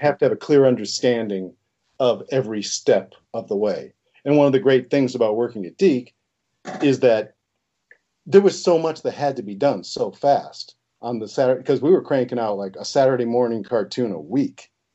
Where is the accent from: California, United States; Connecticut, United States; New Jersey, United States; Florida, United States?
Connecticut, United States; the Italian half is from Connecticut, and that's where I grew up was in Connecticut